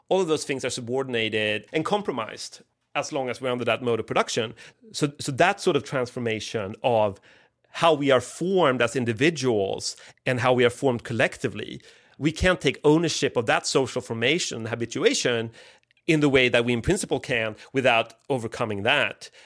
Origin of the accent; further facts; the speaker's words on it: Sweden; I grew up in Sweden at the sort of last hurrah of the welfare state